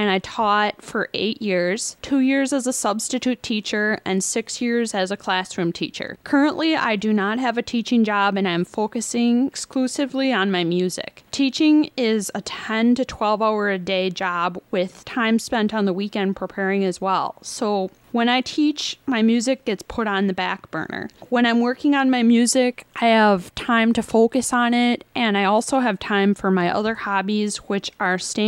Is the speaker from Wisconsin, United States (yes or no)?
yes; Evansville, Wisconsin, United States; also born or lived in Madison, Wisconsin / Nashville, Tennessee; I was born in Madison, Wisconsin, and then raised in Evansville, out in the country.